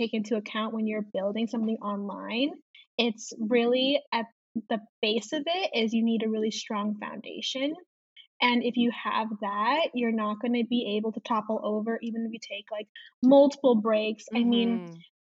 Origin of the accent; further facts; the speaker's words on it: Chicago, Illinois, United States; I am from Chicago and I am 23 years old.